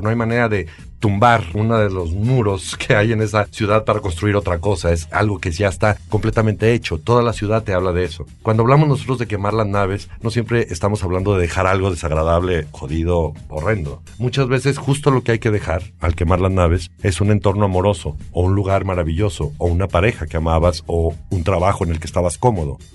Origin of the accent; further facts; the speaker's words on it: Aguascalientes, Mexico; Yo soy de Aguascalientes, justamente donde se filmó La Pasión